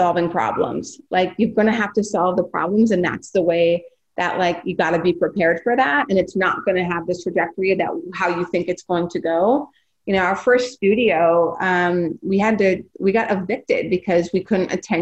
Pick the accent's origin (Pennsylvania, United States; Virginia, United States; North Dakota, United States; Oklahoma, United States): North Dakota, United States; I'm from North Dakota